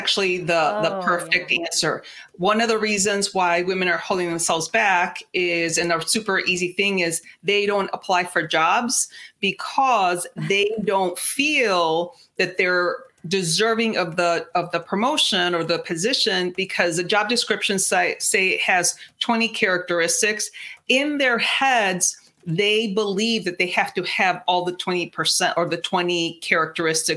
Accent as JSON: {"language": "English", "country": "Mexico", "first_language": "Spanish", "second_language": "English", "said": "Spanish is my first language. I'm 100% Mexican"}